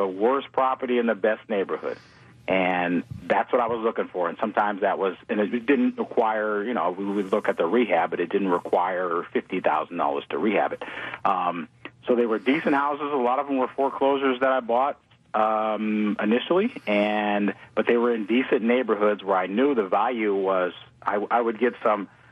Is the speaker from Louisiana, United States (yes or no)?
yes; New Orleans, Louisiana, United States; now in Houston, United States; I'm from New Orleans